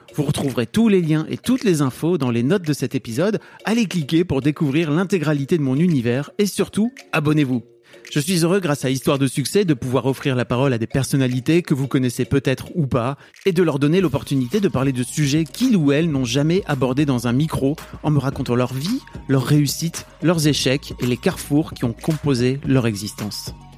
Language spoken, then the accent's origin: French; Nord, Hauts-de-France, France; je viens du Nord